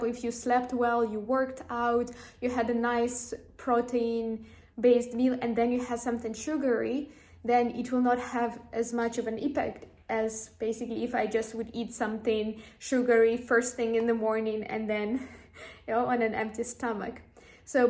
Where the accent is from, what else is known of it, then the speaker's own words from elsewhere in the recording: Ukraine; moved away; also born or lived in Amsterdam; when I was growing up in Ukraine